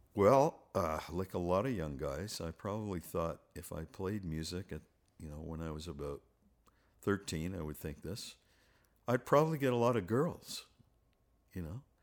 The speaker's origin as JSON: {"language": "English", "town": "Montreal", "region": "Quebec", "country": "Canada", "tie": "born or raised there", "moved": "yes", "said": "Montreal was wonderful when I grew up"}